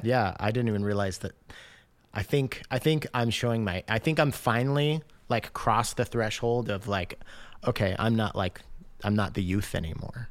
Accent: Washington, United States; also born or lived in Michigan; I grew up in Washington State

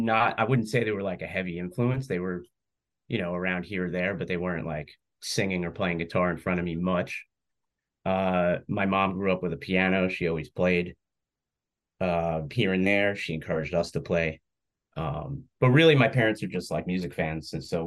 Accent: West Islip, New York, United States; I am. Yeah, I grew up in West Islip, which is a little town sandwiched in between Bayshore and Babylon.

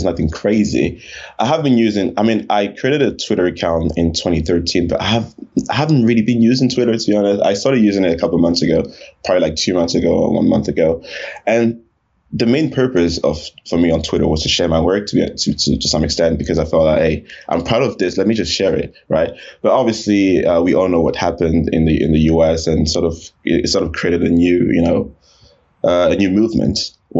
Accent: Cameroon; also born or lived in Paris, France / France / Canada / Chad; So I was born in Paris, France. Right. I'm originally from Cameroon, Central Africa, close to Nigeria. And I lived in a handful of countries. So I lived in Cameroon, I lived in France, I lived in Canada, I lived in Chad.

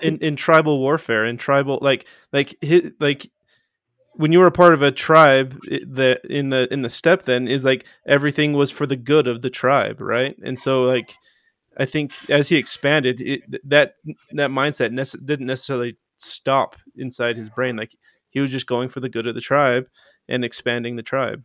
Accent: Utah, United States; I grew up in Utah. I'm a Uton

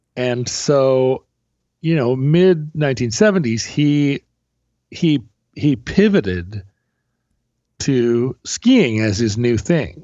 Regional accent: Alaska, United States; growing up in Alaska

